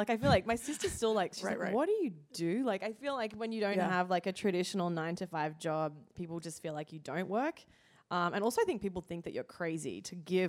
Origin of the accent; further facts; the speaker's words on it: Australia; moved away as an adult; also born or lived in United Kingdom / Zimbabwe / Italy; now in United States; So I'm originally from Australia. So I've lived there. I've lived in the UK. I've lived in Zimbabwe, Italy, and now here in the US.